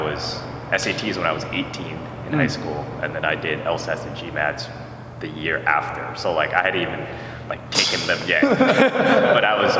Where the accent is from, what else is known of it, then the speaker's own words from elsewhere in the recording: East Coast, United States; Okay, so I was born and raised primarily on the East Coast.